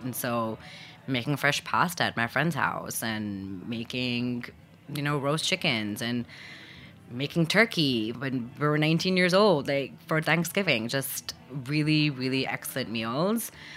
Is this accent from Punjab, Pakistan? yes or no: yes; Lahore, Punjab, Pakistan; moved away as an adult; also born or lived in Abu Dhabi, United Arab Emirates / New York, United States; now in United States; And so we moved back when I was just one. And, and then I was raised in Pakistan